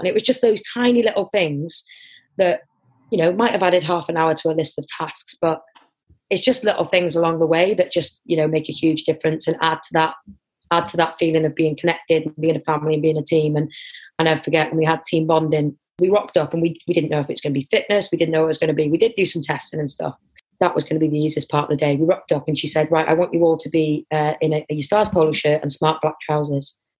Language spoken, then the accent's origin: English; Wrexham, Wales, United Kingdom; I'm from Wrexham area